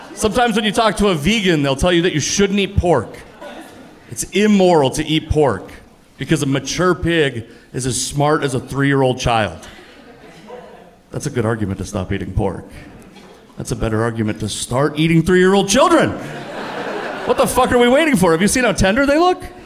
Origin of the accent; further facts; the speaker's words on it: the Northwest, Pacific Northwest, United States; I'm from the Northwest. Like, a lot of people look like me in the Northwest.